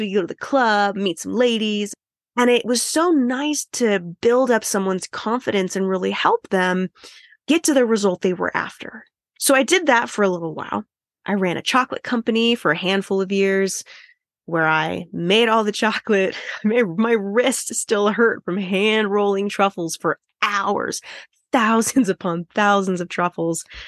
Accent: United States; I'm American

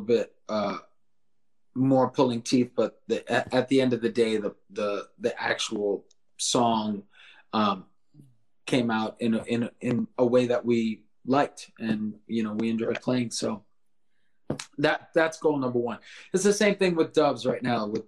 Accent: South Florida, United States; we're from South Florida

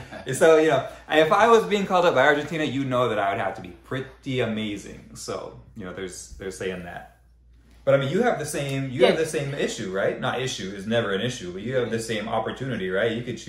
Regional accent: Southern California, United States; growing up in Southern California amongst mostly Hispanic friends, obviously Hispanic Latin family, that's who I am, that's who I identify

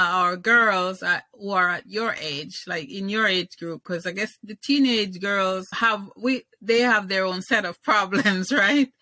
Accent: Jamaica; I was born in Jamaica

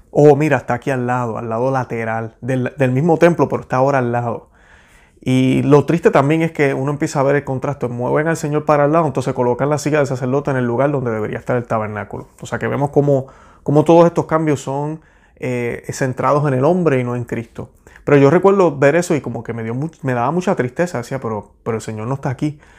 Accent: Puerto Rico; now in United States; Luego que me mudé de Puerto Rico para acá, para los Estados Unidos, y no estoy diciendo que esto no está pasando en Puerto Rico, sé que está pasando, pero yo lo vine a ver por primera vez acá.

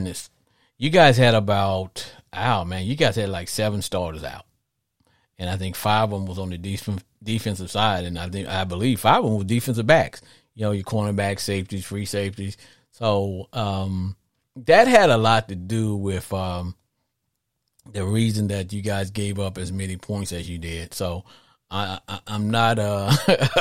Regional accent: Arkansas, United States; I grew up in Arkansas

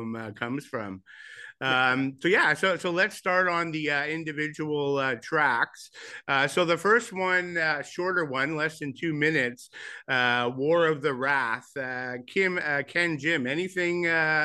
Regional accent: Montreal, Quebec, Canada; growing up in Montreal

